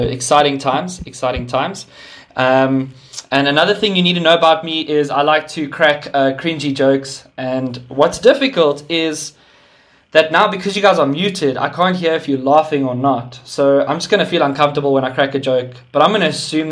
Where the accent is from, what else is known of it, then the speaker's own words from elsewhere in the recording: Sandton, Gauteng, South Africa; moved away as an adult; now in Pretoria, South Africa; I was born and raised in Sandton, and then God moved me to Pretoria beginning of this year